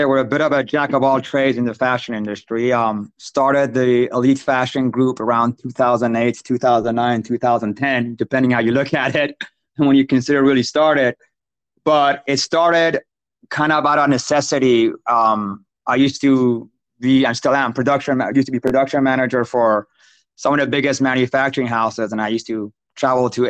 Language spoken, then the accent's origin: English; Iran; now in United States; I grew up in Iran, like in the city of Iran, during the 80s, Iraq, Iran war.